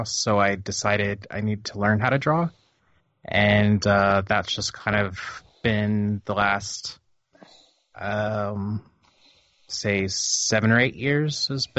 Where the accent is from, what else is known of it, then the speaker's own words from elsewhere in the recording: Missouri, United States; also born or lived in Oklahoma / New Orleans / New England / Florida; Well, I am from kind of the middle of America. I was born in Oklahoma. Kind of grew up in Missouri. Bumped around.